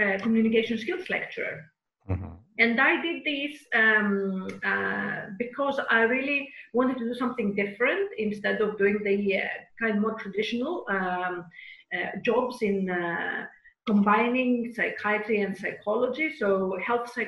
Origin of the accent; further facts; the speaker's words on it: Karditsa, Thessaly, Greece; moved away as an adult; also born or lived in Athens, Greece / London, United Kingdom; now in Cyprus; I was brought up, born and brought up in a small city in the center of Greece called Karditsa